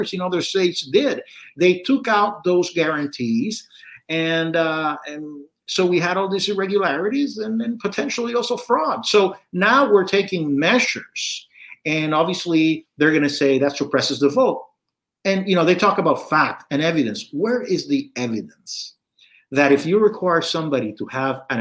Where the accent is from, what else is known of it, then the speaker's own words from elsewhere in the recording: Puerto Rico; I was born and raised in Puerto Rico